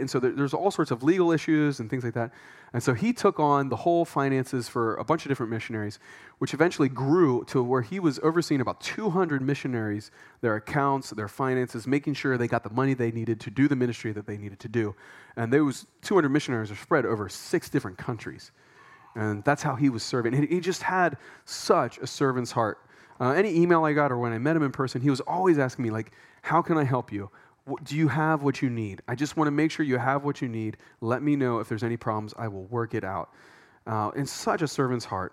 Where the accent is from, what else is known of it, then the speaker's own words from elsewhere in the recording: Pennsylvania, United States; moved away as an adult; now in Thailand; we're from Pennsylvania